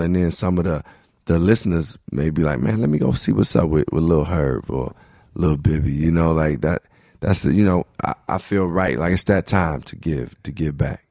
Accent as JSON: {"language": "English", "town": "Chicago", "region": "Illinois", "country": "United States", "tie": "born or raised there", "also_born_or_lived": "Brooklyn, New York", "moved": "yes", "said": "growing up in Chicago, I grew up around black culture"}